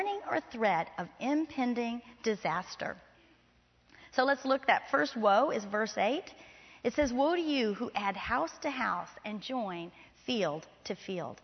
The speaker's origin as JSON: {"language": "English", "region": "Florida", "country": "United States", "tie": "born or raised there", "moved": "yes", "lives_now": "Texas, United States", "said": "I grew up in Florida"}